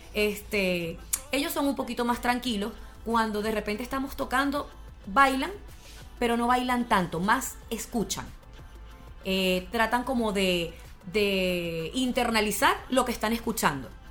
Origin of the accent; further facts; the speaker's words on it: Venezuela; now in Chile; nosotros somos venezolanos